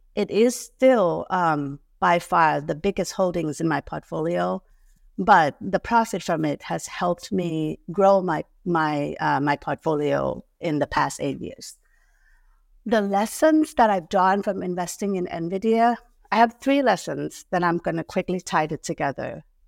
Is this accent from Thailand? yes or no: yes; Thailand; moved away; I was born and raised in Thailand